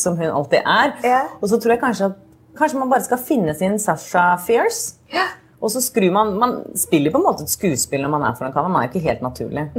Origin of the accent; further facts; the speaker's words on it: Norway; moved away; hjemme i Norge